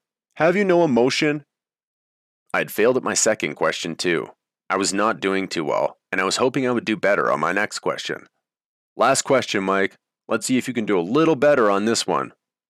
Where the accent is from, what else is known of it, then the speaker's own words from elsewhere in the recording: Canada; I spoke with a strong voice and confidently said, I'm Canadian, so I'd burn the U.S. flag.